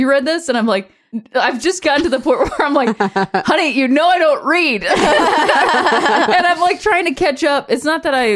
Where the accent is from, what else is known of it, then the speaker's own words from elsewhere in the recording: Ohio, United States; I'm from Ohio